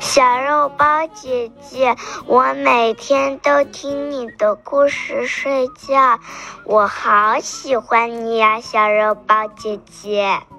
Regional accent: Shanghai, China; 今年我六岁了，我来自上海

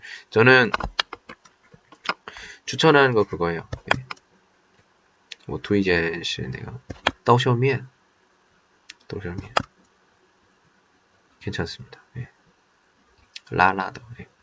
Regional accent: Qingdao, Shandong, China; 我也是青岛人，就问那些好看的地方有吗？没有呀，青岛哪里有这好看的、好吃的呢？

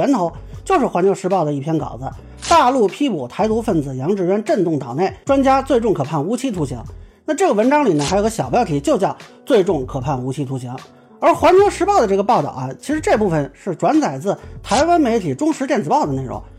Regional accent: China; 我作为中国人

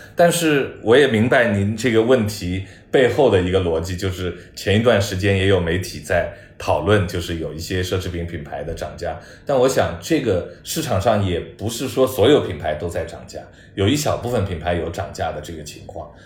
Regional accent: China; 我中国人

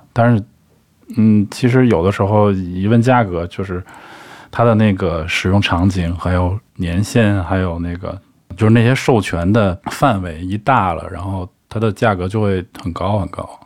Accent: China; 我中国人看宋体不是更快吗

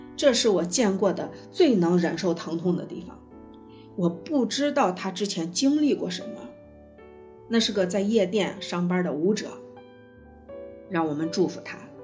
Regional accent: Shaanxi, China; accent: Shaanxi dialect; 用我们陕西话来说

